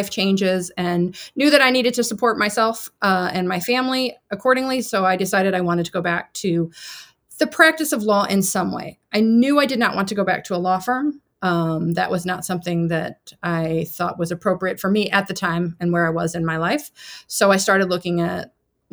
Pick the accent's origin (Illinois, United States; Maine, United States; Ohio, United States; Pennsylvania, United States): Illinois, United States; Central; also born or lived in Chicago, United States; I grew up in Central Illinois